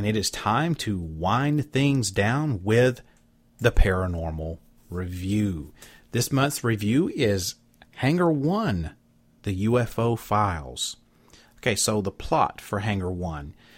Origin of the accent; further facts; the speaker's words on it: Southeast Alabama, United States; moved away; my hometown in Alabama. That's where I'm from, Southeast Alabama.